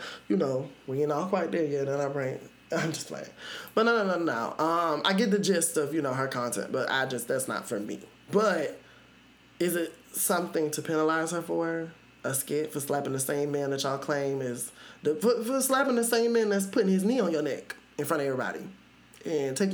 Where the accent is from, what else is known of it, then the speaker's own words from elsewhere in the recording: the South, United States; I'm from the South